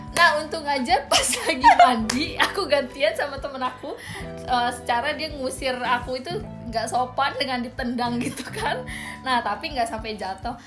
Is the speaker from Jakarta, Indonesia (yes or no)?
yes; Betawi, Jakarta, Indonesia; aku dari Betawi